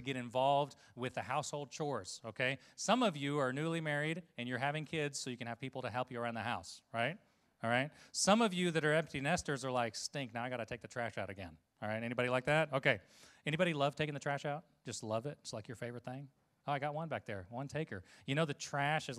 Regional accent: Costa Rica; moved away; Growing up in Costa Rica

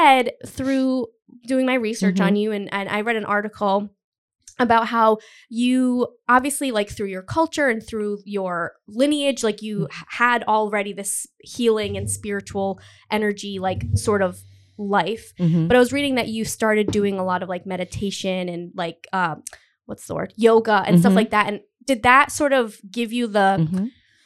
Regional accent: Rhode Island, United States; I'm born and raised in Rhode Island

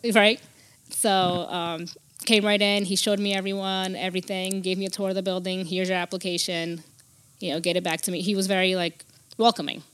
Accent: Newark, New Jersey, United States; also born or lived in Brazil; I, I grew up in Newark, Newark, New Jersey, in the, the um, Brick City.

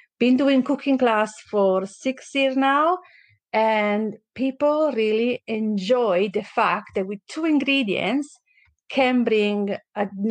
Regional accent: Valtellina, near Lake Como, Lombardy, Italy; English is a second language; moved away as an adult; also born or lived in Naples, Italy; now in Canada; I was born in Naples in South Italy, but I grew up by Como Lake in North Italy in a valley called Valtellina, a very small town

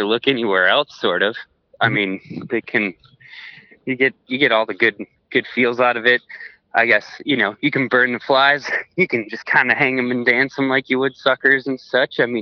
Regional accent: Polk County, near the St. Croix, Wisconsin, United States; I grew up in Polk County, which is not too far from the St. Croix

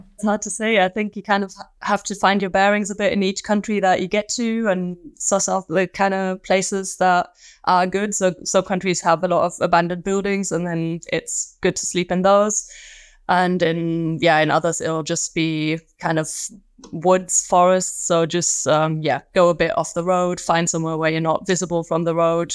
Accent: Magdeburg, Saxony-Anhalt, Germany; moved away; also born or lived in Manchester; my hometown, uh, Magdeburg

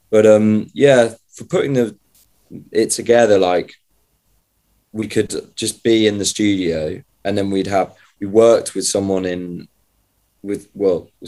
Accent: just outside Grantham, Lincolnshire, East Midlands, United Kingdom; moved away; I'm from a place just outside Grantham.

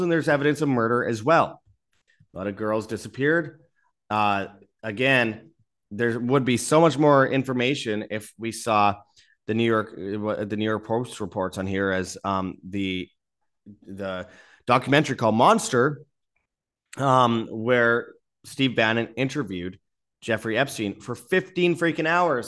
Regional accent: Winnipeg, Manitoba, Canada; I'm from Winnipeg, Canada

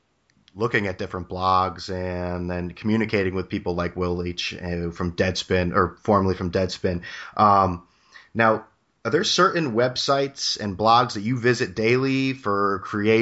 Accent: New Haven, Connecticut, United States; from New Haven, and I call and antagonize Mike all

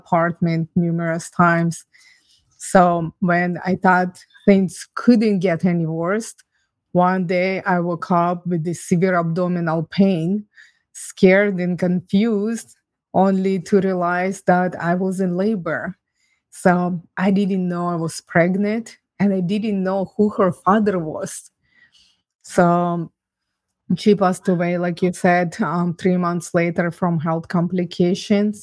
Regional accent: Ukraine; now in Canada; I was born and raised in Ukraine

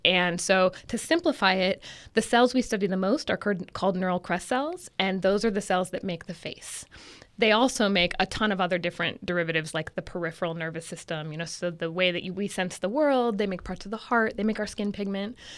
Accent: Santa Rosa, California, United States; now in Davis, United States; I'm originally from Northern California, so I'm from a town in Sonoma County called Santa Rosa. And when I used to, you know, when I was growing up, we would drive around and cows were everywhere.

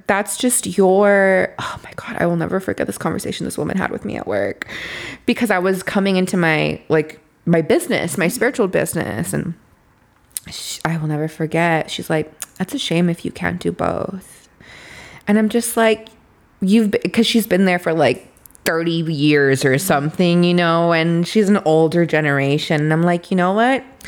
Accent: Los Angeles, California, United States; I grew up in Boyle Heights

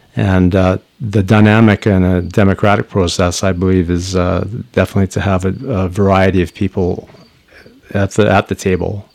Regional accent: Squamish, British Columbia, Canada; also born or lived in Powell River, British Columbia / Lund, British Columbia; I grew up between Powell River and uh, Squamish

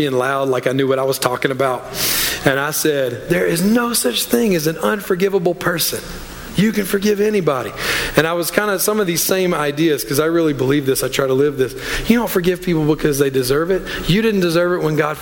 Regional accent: Louisiana, United States; moved away; I'm from Louisiana originally

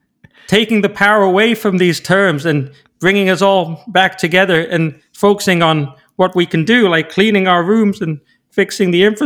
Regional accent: Canada; Anyway, but as a Canadian, I don't really follow soccer.

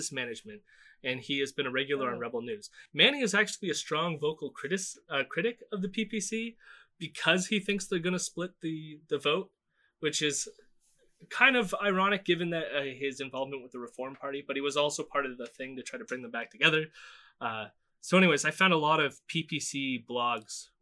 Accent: Canada

